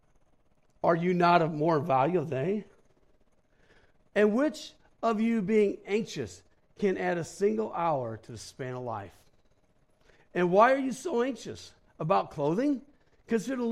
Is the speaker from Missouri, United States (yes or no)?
yes; St. Louis, Missouri, United States; moved away as an adult; also born or lived in Black Hills, South Dakota; I was from St. Louis, so I wasn't used to cold